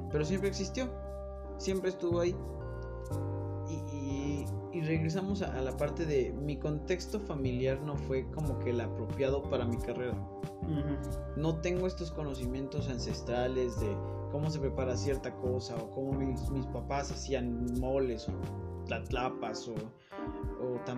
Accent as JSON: {"language": "Spanish", "country": "Mexico", "said": "soy un cocinero mexicano"}